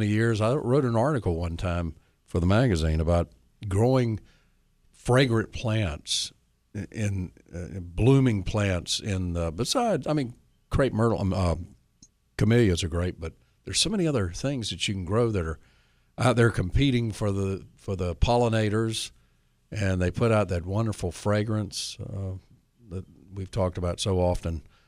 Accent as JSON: {"language": "English", "area": "north of Nashville", "region": "Tennessee", "country": "United States", "tie": "born or raised there", "said": "in Red Oak, north of Nashville, my hometown"}